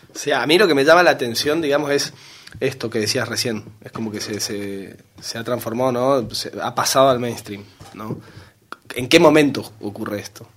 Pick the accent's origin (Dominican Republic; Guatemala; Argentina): Argentina; Corrientes; moved away as an adult; now in Valencia, Spain; vengo del noreste de Argentina, de una ciudad que se llama Corrientes